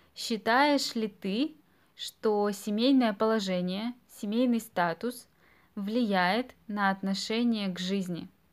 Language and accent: Russian; Russia; мы граждане Российской Федерации